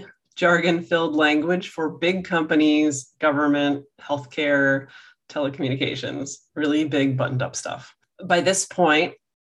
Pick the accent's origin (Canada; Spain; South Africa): Canada; outside of Toronto, Ontario; I grew up outside of Toronto